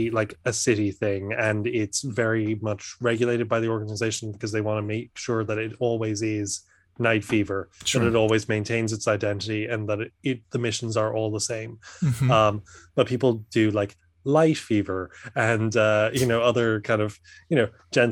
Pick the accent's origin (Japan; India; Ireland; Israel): Ireland; now in Dublin, Ireland; I'm from Ireland.